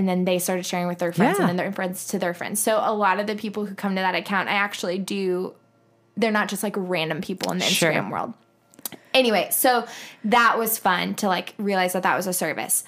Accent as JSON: {"language": "English", "town": "Columbia", "region": "Missouri", "country": "United States", "said": "I'm from Columbia, Missouri"}